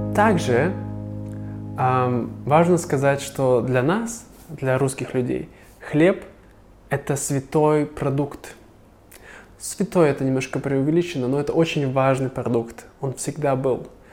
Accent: Siberia, Russia; also born or lived in China; now in Vietnam; я, сибиряк

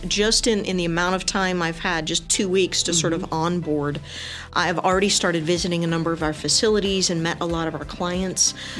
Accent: El Paso, Texas, United States; So I grew up in El Paso, went to high school here, left this area, went to college, came back, did my master's right up the road at New Mexico State University.

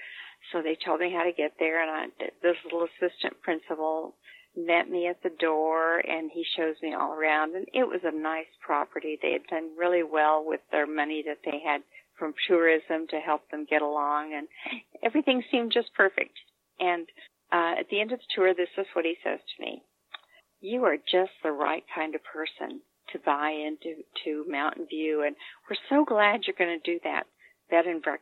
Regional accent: Santa Fe, New Mexico, United States; I came from Santa Fe, which was multicultural.

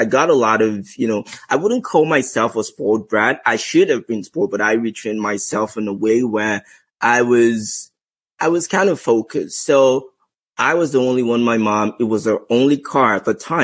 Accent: Lagos, Nigeria; moved away as an adult; also born or lived in Ogun State, Nigeria; now in Canada; growing up in Lagos

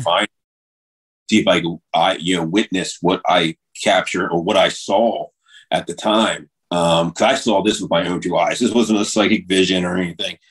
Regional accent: Delaware, United States; in a place called Fort Delaware here where I live in my home state

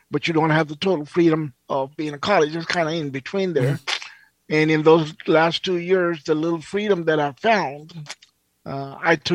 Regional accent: India; also born or lived in Pakistan; I kind of I grew up in India and Pakistan

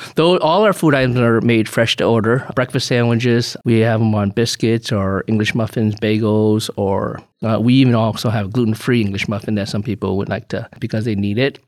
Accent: Chicago, Illinois, United States; moved away as an adult; also born or lived in Urbana-Champaign, Illinois; now in West Bend, United States; I, I grew up in Chicago, went downstate for school and then moved back to Chicago to work

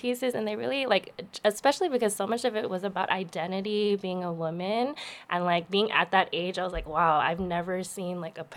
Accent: Daly City, California, United States; I'm also from the Bay too, from Daly City

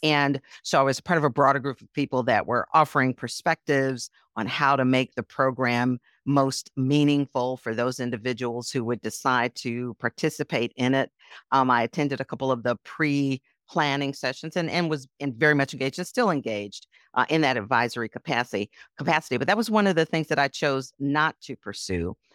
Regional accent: Milwaukee, Wisconsin, United States; moved away; also born or lived in Chicago; even as a little girl growing up in Milwaukee as a Girl Scout

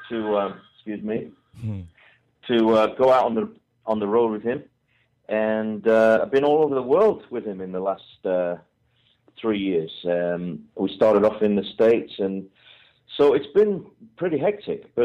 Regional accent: England, United Kingdom; I'm an English guy

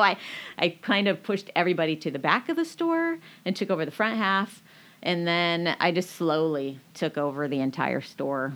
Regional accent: Marysville, Washington, United States; also born or lived in Aiken, South Carolina / New Mexico / Everett, Washington; I grew up in Marysville

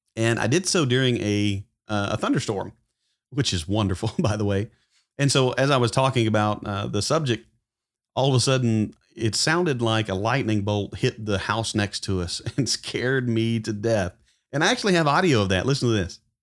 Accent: Arkansas, United States; I am from Arkansas

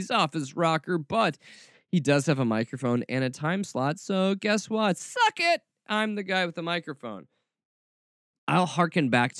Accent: Atlanta, Georgia, United States; I grew up as a child of the 80s and 90s. And I grew up in Atlanta, Georgia. Because as you can tell from my accent, I'm from the South.

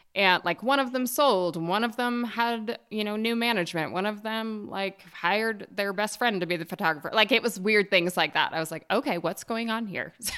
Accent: Jackson Hole, Wyoming, United States; also born or lived in Bozeman, Montana; I'm from Jackson Hole, Wyoming. It's actually a little town north of Jackson Hole, just at the south entrance to Yellowstone. So I grew up, you know, very small environment in the West

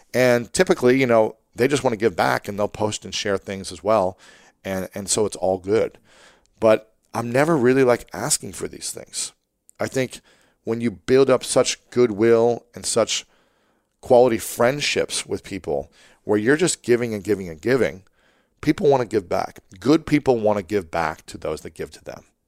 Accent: Ohio, United States; I'm from Ohio as well

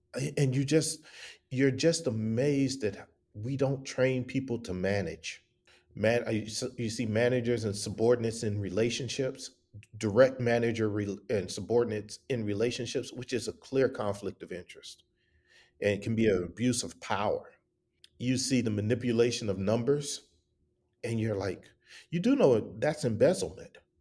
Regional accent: the South, United States; also born or lived in Atlanta / Milwaukee / Columbus, Ohio / Dallas; I grew up in the South

